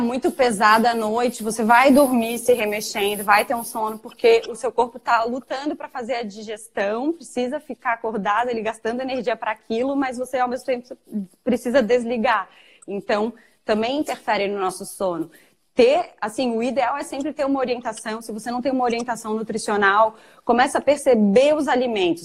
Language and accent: Portuguese; Florianópolis, Santa Catarina, Brazil; sou natural aqui de Florianópolis, onde trabalho e moro